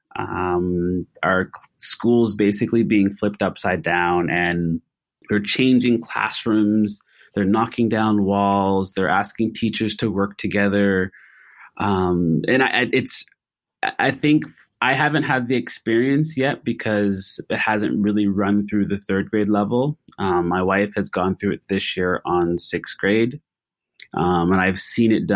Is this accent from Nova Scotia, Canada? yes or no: yes; Nova Scotia, Canada; moved away as an adult; also born or lived in Kuwait; now in Singapore; I am Canadian